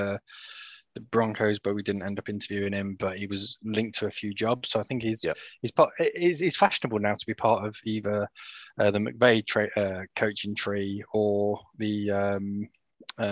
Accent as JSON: {"language": "English", "country": "United Kingdom", "said": "we're all British"}